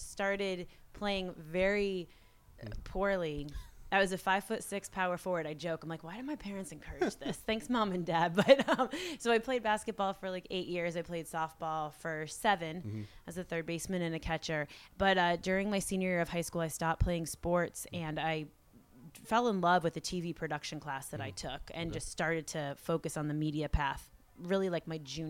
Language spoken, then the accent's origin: English; Boston, Massachusetts, United States; also born or lived in Connecticut / Salamanca, Spain; So I grew up outside of Boston. Later on in life, lived like in the downtown part of the city, which was really cool.